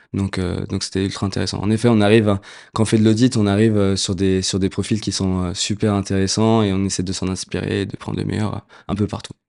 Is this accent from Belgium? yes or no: no; Puteaux, Île-de-France, France; j'ai grandi à Puto, ville dans laquelle j'ai passé 25 mes premières 25 années.